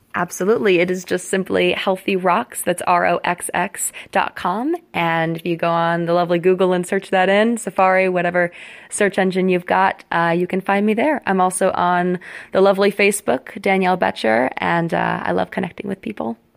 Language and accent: English; Cincinnati, Ohio, United States; also born or lived in New York City; now in Houston, United States; I am actually from Cincinnati, Ohio, and right now I split my time between Houston, Texas, and New York City